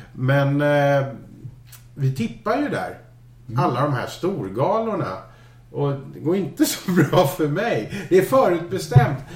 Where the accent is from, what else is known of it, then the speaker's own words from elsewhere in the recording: Scotland, United Kingdom; moved away; men jag kommer ju från Skottland